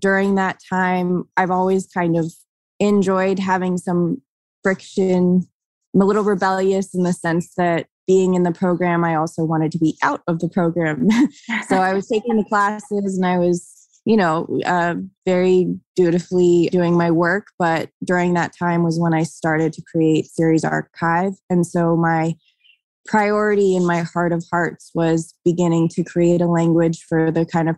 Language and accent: English; Los Angeles, California, United States; I am born and raised in Los Angeles, born in Venice, Venetian born